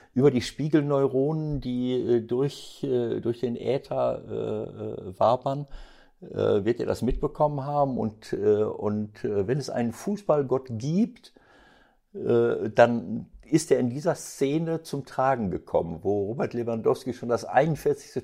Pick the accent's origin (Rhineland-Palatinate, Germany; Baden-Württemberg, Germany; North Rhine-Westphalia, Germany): North Rhine-Westphalia, Germany; Bielefeld region; now in Mönchengladbach, Germany; Bielefeld würde mir das Herz bluten äh, aus meiner Heimatregion